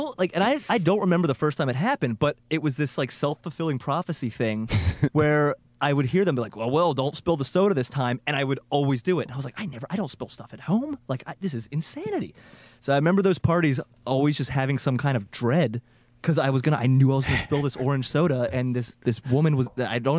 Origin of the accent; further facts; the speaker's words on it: Hagerstown, Maryland, United States; my hometown of Hagerstown, Maryland